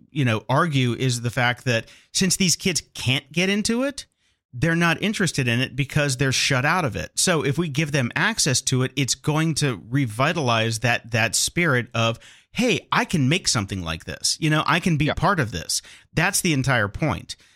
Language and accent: English; Barcelona, Catalonia, Spain; I don't have a Spanish accent, I don't have a Spanish accent. I'm from Barcelona.